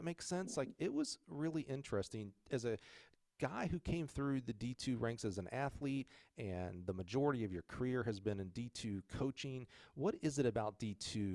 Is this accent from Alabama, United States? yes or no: yes; Alabama, United States; it's my home state, Crossplex down in Alabama.